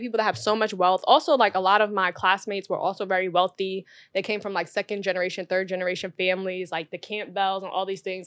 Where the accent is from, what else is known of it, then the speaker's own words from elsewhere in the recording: New York City, New York, United States; growing up in Brooklyn